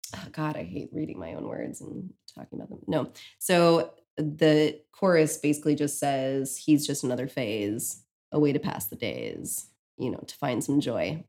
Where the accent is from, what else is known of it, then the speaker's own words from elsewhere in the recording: Texas, United States; moved away as an adult; now in Brooklyn, United States; I grew up in Texas